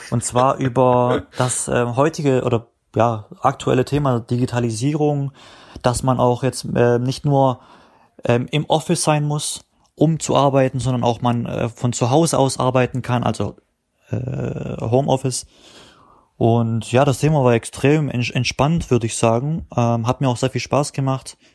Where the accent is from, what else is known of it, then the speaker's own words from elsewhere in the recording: Baden-Württemberg, Germany; weil ich halt ein guter Spieler bin aus Baden-Württemberg